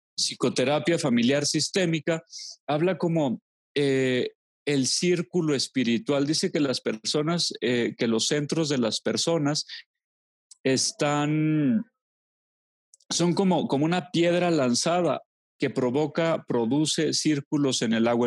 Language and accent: Spanish; Los Altos de Jalisco, Mexico; moved away; also born or lived in Monterrey / Durango; volví a mis queridísimos Saltos de Jalisco después de, después de 20 años de haberme ido. Eh, fue, bello reencontrarme con mi mamá